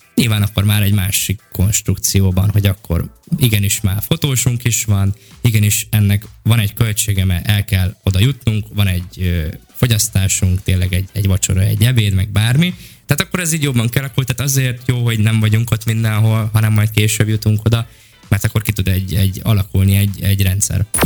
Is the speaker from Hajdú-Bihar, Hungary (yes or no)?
no; Bács-Kiskun, Hungary; moved away as an adult; now in Budapest, Hungary; Bács megyei vagyok vidéki, és amikor egyetem miatt felkerültem Pestre